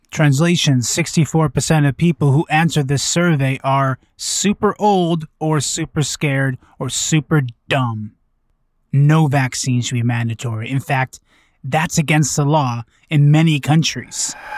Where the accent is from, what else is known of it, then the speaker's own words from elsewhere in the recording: Vancouver, British Columbia, Canada; my hometown of Vancouver